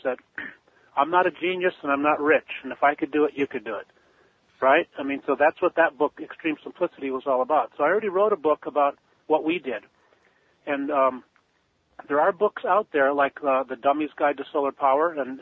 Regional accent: Pasadena, California, United States; I grew up in the Pasadena, Altadena area of Southern California

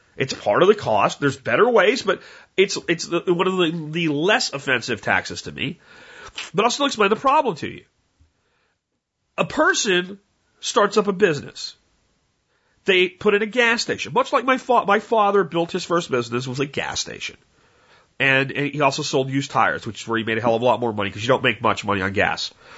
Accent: United States; you have this pride in being an American.

